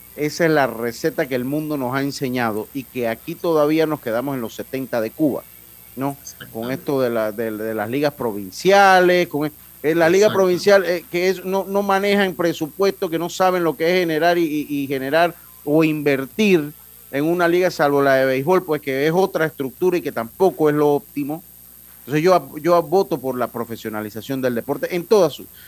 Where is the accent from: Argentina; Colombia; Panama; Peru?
Panama; como buen panameño